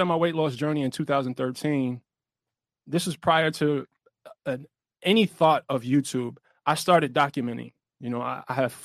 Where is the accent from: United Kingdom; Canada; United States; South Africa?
United States; New York City, New York; I'm from Brownsville, Brooklyn